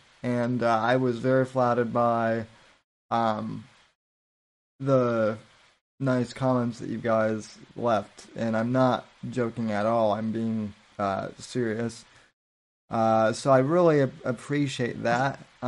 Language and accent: English; United States; because I'm an American